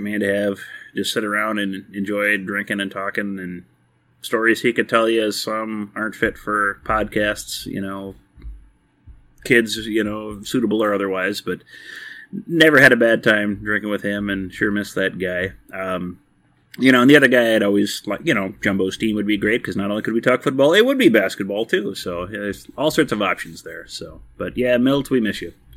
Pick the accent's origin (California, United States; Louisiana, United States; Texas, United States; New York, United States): Texas, United States; moved away; I am from Texas originally, and, you know, the first games I grew up watching were Texas and Texas Tech playing